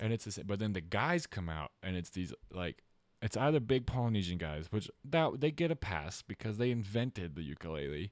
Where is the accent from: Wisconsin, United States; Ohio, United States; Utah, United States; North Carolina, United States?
Utah, United States; I grew up in Utah